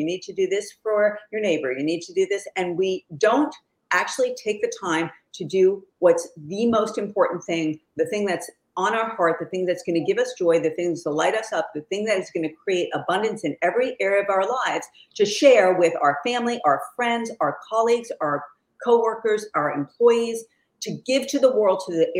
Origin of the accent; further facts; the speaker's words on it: New York, United States; I'm from New York. I talk a little fast